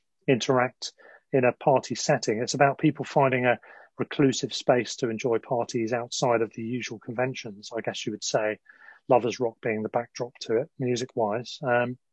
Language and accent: English; Sussex, South East England, United Kingdom; now in London, United Kingdom; we're both from Sussex, I'm now in London, but from Sussex